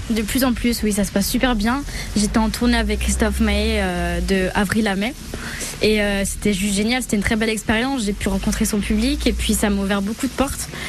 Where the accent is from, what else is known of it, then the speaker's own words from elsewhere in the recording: Sarreguemines, Grand Est, France; j'ai grandi ici, je suis née à Sarguemine